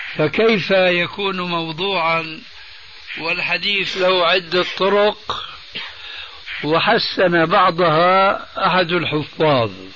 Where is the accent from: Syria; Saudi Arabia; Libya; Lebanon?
Syria; عندنا في سوريا